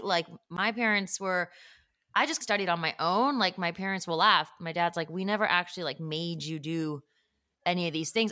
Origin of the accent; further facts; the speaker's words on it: suburbs of Chicago, Illinois, United States; I grew up actually around a lot of Korean people. Just there were a lot of Koreans in the suburb